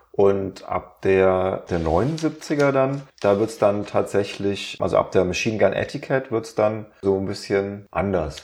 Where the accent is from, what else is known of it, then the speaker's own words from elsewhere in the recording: Germany; als Deutscher